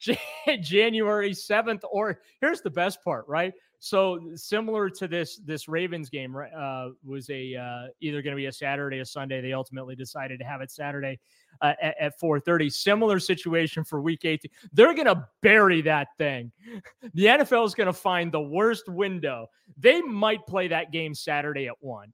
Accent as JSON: {"language": "English", "town": "New Orleans", "region": "Louisiana", "country": "United States", "tie": "born or raised there", "moved": "yes", "said": "I was born in New Orleans"}